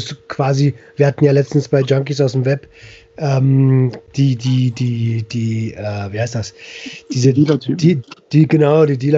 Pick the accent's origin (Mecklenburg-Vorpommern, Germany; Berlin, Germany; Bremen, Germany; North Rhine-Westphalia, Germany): Berlin, Germany; Für mich als Berliner ist es immer so ganz surreal.